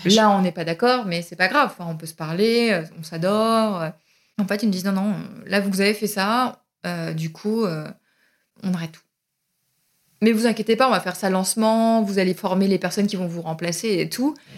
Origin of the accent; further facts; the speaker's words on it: Berry, Centre-Val de Loire, France; also born or lived in Pouligny-Saint-Pierre; now in Paris, France; je suis originaire du Berry